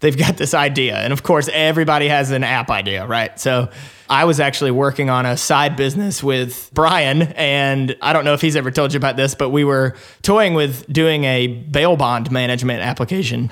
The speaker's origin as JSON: {"language": "English", "region": "Alabama", "country": "United States", "tie": "born or raised there", "also_born_or_lived": "Nashville, Tennessee", "accent": "twang", "moved": "as an adult", "said": "I was born in Alabama. Probably you can hear some of that little twang still in my voice"}